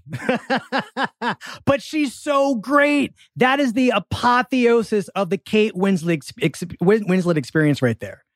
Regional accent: Philadelphia, Pennsylvania, United States; accent: Philadelphia; I'm from Philadelphia

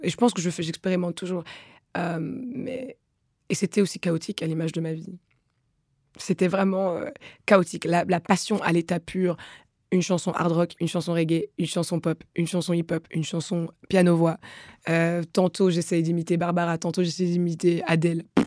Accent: DR Congo; moved away; also born or lived in Rwanda / Belgium; je suis congolaise et rwandaise

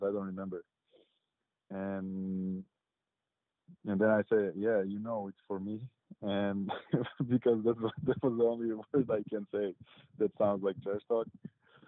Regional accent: Serbia; moved away as an adult; now in Sacramento, United States; I'm coming from Serbia

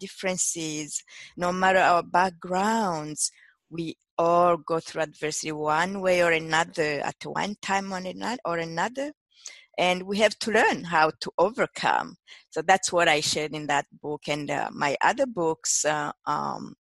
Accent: Burundi; also born or lived in Quebec, Canada / Detroit, United States; now in United States; I'm originally from Burundi, which is a small country in East Africa. I immigrated to North America in the 90s.

